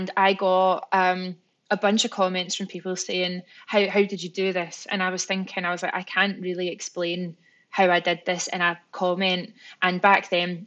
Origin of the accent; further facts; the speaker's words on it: Scotland, United Kingdom; I'm Scottish